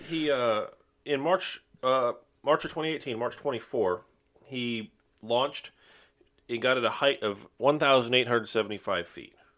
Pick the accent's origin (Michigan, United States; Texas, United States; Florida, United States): Florida, United States; We're all from Florida